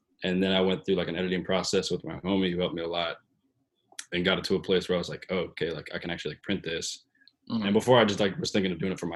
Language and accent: English; Portland, Oregon, United States; moved away as an adult; now in New York City, United States; I work and live in New York City, but I'm from Portland, Oregon